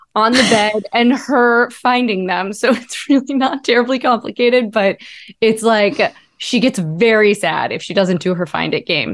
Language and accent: English; Ohio, United States; I grew up in Ohio